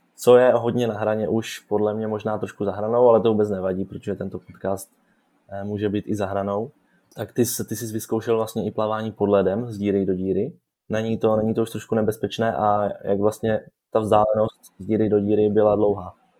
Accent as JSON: {"language": "Czech", "country": "Czechia", "said": "jako Češi"}